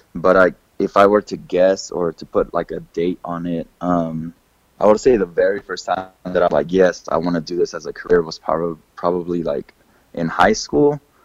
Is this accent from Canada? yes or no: no; Kansas City, United States; moved away; I'm originally from Kansas City, um, so growing up there